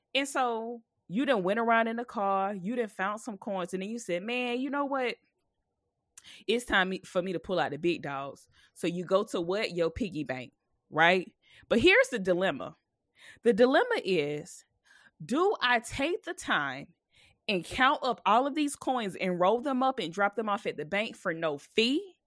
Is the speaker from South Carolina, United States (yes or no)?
yes; South Carolina, United States; moved away; I'm from South Carolina, so my mom had celebrated her sixtieth birthday, so I went home.